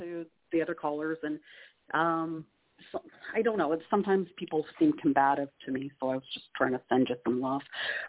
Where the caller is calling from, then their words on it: Canada; calling from Canada.